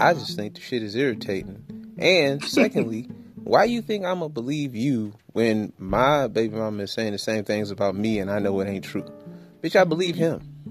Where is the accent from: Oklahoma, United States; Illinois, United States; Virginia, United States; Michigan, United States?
Michigan, United States; Detroit; I'm from Detroit.